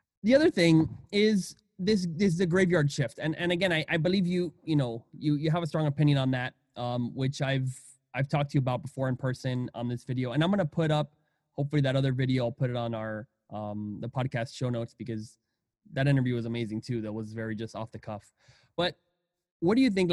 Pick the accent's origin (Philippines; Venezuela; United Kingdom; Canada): Venezuela; now in United States; I'm from Venezuela